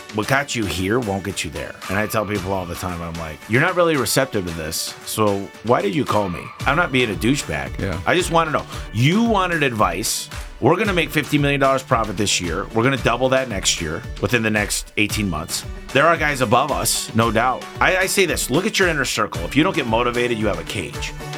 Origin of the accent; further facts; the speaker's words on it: Michigan, United States; I'm from Michigan. And as a kid, you shovel snow, mow lawns to make money.